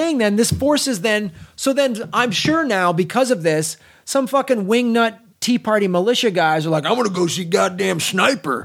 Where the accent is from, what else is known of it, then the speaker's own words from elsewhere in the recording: Chicago, Illinois, United States; I'm from Chicago